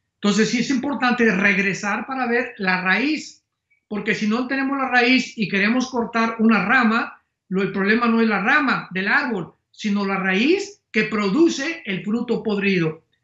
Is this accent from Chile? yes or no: no; Mexico